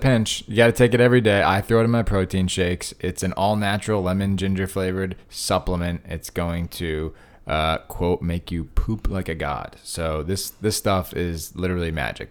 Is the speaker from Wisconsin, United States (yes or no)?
no; Connecticut, United States; where I grew up in Connecticut